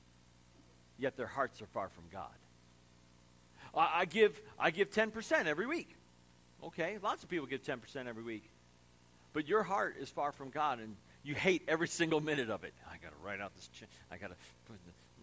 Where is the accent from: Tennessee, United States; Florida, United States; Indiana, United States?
Indiana, United States; Crown Point; growing up in Crown Point, and the wind would switch and come off the lake.